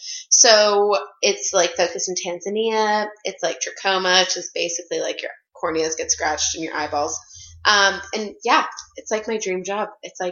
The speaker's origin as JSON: {"language": "English", "town": "Casper", "region": "Wyoming", "country": "United States", "moved": "yes", "said": "I'm from Casper, Wyoming."}